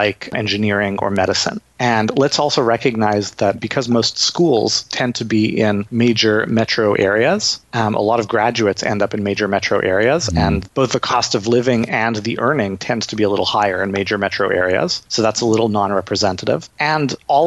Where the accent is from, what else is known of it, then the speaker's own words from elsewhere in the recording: Canada; I'm Canadian